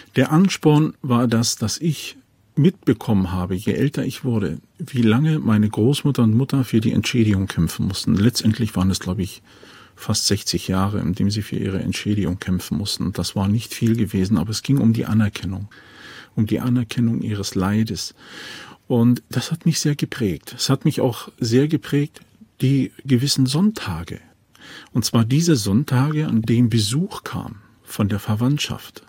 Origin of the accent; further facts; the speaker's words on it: Germany; accent: Prussian Romanes; Ich persönlich, ich bin ein preußischer Sinto